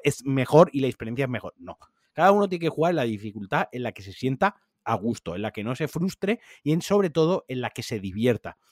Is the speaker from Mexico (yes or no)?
no; Spain; nosotros siendo españoles